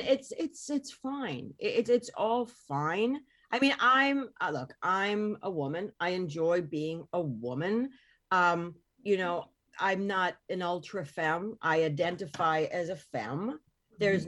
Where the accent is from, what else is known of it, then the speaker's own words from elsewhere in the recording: Hoboken, New Jersey, United States; I was born in Northport, in Hoboken.